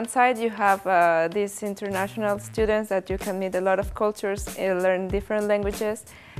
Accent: Mexico; moved away as an adult; now in Paris, France; I come from Mexico.

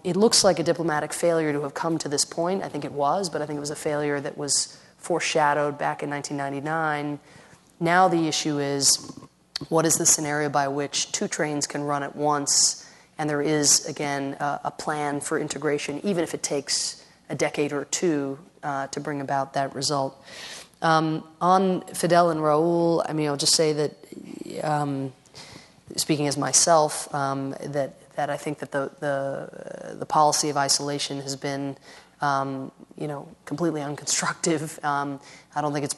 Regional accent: Ireland; moved away; I come from Ireland originally

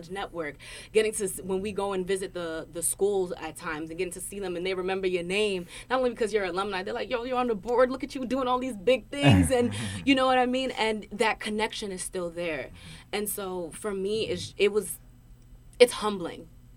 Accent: New Brunswick, New Jersey, United States; I couldn't get that back at home. So I wanted to, I just wanted to be away. I wanted to go away. I wanted to break away from New Brunswick.

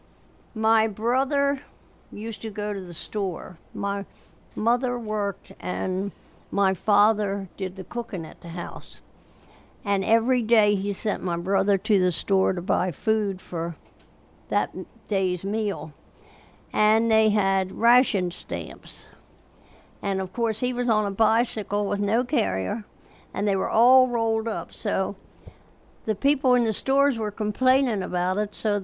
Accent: Chestertown, Maryland, United States; I was, 9 years old? So, and that's, and I lived right here in town

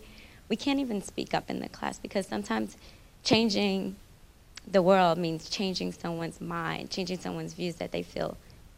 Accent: New York City, New York, United States; I'm from New York City

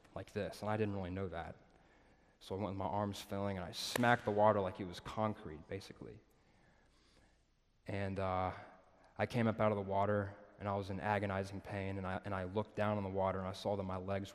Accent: Nashville, Tennessee, United States; moved away as an adult; also born or lived in Birmingham, Alabama; I'm from Nashville

